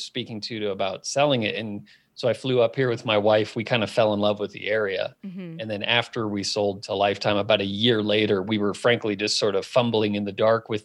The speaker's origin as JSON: {"language": "English", "town": "Phoenix", "region": "Arizona", "country": "United States", "tie": "born or raised there", "moved": "as an adult", "lives_now": "Colorado, United States", "said": "I grew up in Phoenix, founded the company there"}